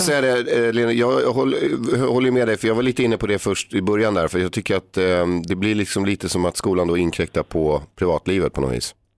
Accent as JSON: {"language": "Swedish", "town": "Stockholm", "region": "Stockholm County", "country": "Sweden", "tie": "born or raised there", "said": "jag växte upp på Erstagatan"}